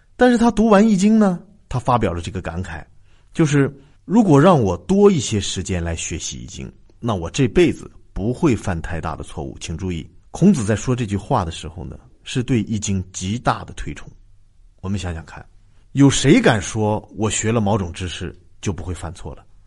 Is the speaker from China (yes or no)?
yes; China; 而且我们中国人很多都不知道